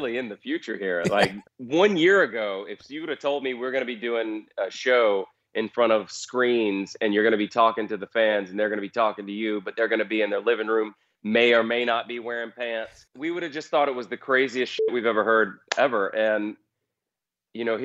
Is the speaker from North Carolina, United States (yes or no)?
yes; North Carolina, United States; moved away as an adult; now in Nashville, United States; where I grew up in North Carolina